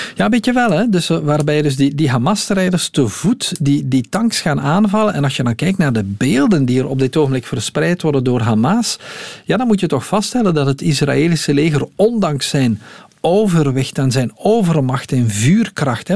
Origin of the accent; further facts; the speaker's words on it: Belgium; hier bij ons in de Ardennen